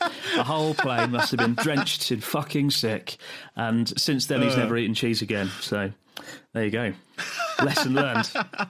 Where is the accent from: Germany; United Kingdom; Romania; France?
United Kingdom; now in Japan; as a Brit.